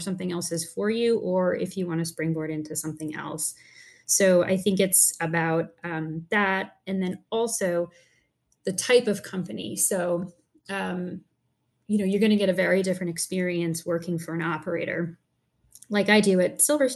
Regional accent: Wappingers Falls, New York, United States; I grew up in a place called Wappingers Falls in New York

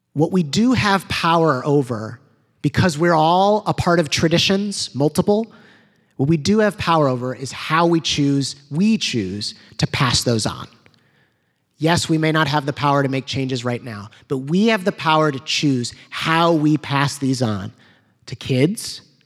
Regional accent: United States

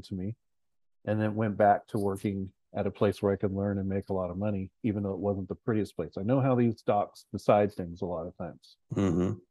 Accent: San Luis Obispo, California, United States; moved away; I'm from San Luis Obispo, California

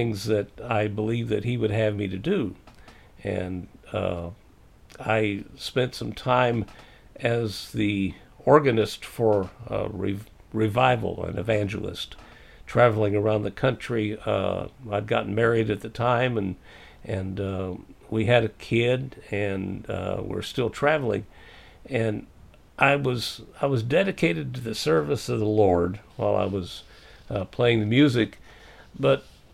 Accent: Missouri, United States; I can say Missouri because I was born there

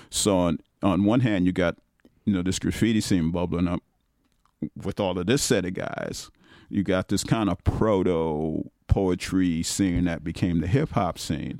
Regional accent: New York City, New York, United States; also born or lived in South Bronx; I'm still from Brooklyn

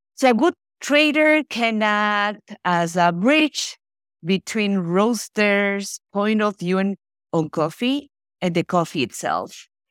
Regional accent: Ecuador; moved away as an adult; now in Florida, United States; I was born and raised in Ecuador, and I'm based in, uh, Florida, U S

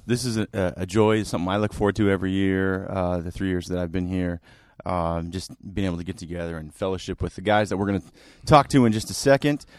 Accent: Salem, Oregon, United States; moved away; My hometown is Salem

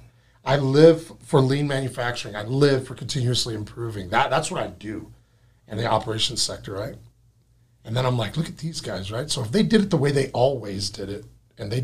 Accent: West Texas, United States; moved away as an adult; now in Seattle, United States; Growing up in West Texas

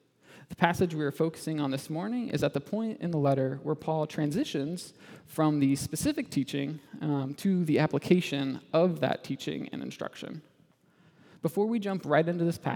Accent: Indiana, United States; moved away as an adult; also born or lived in Michigan; I grew up in Indiana

